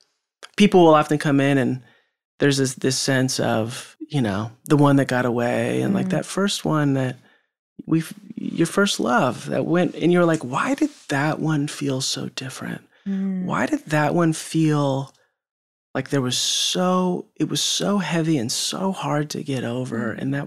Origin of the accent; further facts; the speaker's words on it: West Coast, United States; that was great, you know, growing up in West Coast and that sort of culture.